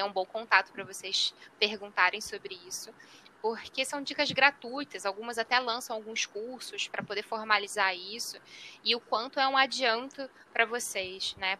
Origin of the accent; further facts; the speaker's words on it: Rio de Janeiro, Brazil; Eu, como sou do Rio de Janeiro